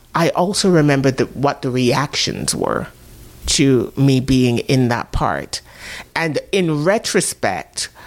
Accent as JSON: {"language": "English", "country": "Jamaica", "tie": "born or raised there", "moved": "yes", "said": "when I was growing up in Jamaica"}